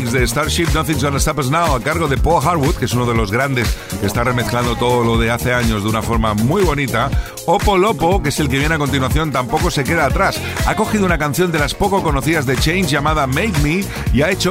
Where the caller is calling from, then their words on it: Balearic Islands, Spain; de Mallorca.